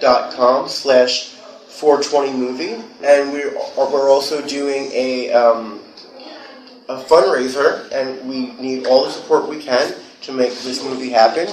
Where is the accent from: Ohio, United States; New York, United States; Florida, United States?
New York, United States; New York City; also born or lived in Los Angeles; I'm originally from Whitestone, which is in Queens.